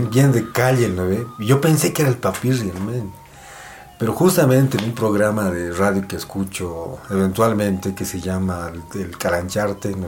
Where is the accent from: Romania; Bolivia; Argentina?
Bolivia; nosotros como bolivianos